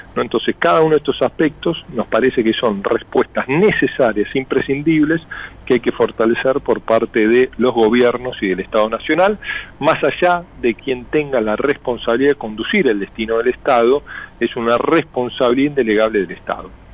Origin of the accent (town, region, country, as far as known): Argentina